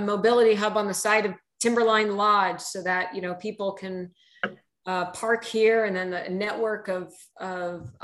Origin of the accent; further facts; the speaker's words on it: United States; now in Oregon, United States; I'm originally from the New York, New Jersey area where we just lived and breathed on trains and subways.